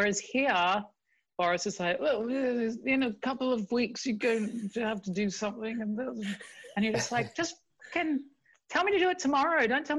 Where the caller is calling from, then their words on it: London, United Kingdom; I'm in London, in East London.